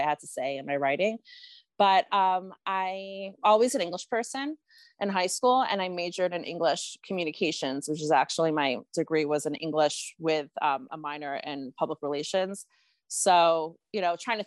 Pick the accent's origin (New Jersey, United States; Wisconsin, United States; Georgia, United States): Georgia, United States; Atlanta; also born or lived in New York City; I was born in New York City. My parents moved when I was three to Atlanta.